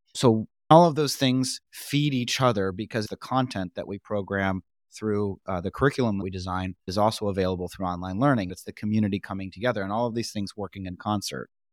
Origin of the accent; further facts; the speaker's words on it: New York, United States; I'm from New York